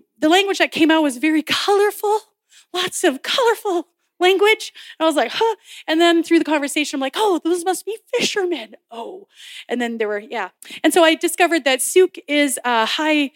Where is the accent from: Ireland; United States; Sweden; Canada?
Canada; Nelson, British Columbia; also born or lived in Victoria, British Columbia; now in Sooke, Canada; I grew up in Nelson. However, I lived on the outskirts of Nelson, so out in the countryside in a place called Blewett